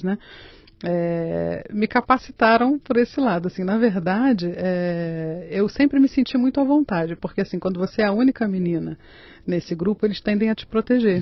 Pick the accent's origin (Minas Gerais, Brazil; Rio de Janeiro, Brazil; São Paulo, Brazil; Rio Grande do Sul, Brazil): Rio de Janeiro, Brazil; Nova Friburgo; moved away as an adult; also born or lived in Niterói; now in Cotia, Brazil; Na cidade de Nova Friburgo, que fica na região serrana do estado do Rio